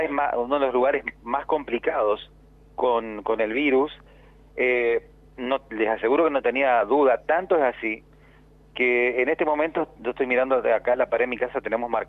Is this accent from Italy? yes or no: yes; Veneto, Italy; en mi caso puntualmente soy del Véneto, eh, sabemos que la Lombardía está pegado